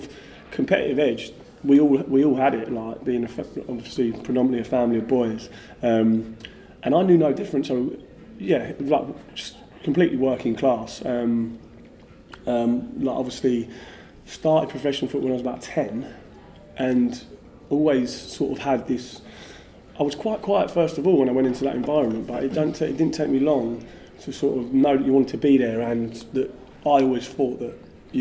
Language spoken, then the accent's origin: English; Basingstoke, South East England, United Kingdom; I grew up in Basingstoke, which is just outside London